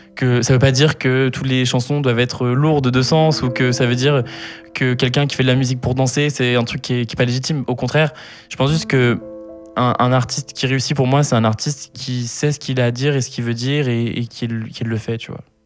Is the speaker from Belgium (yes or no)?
no; Sainte-Euphémie, Auvergne-Rhône-Alpes, France; also born or lived in Lyon; je suis né à Lyon, euh, Lyon 4e, pour ceux qui s'intéressent, 4 arrondissement de Lyon. Euh, j'ai vécu un an dans la ville même avec mes deux parents et ma grande sœur, qui mhm. s'appelle Lucille.